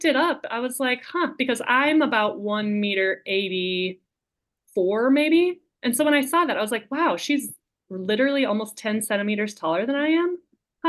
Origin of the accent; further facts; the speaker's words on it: United States; moved away; also born or lived in Spain; I'm American, but I do have German roots.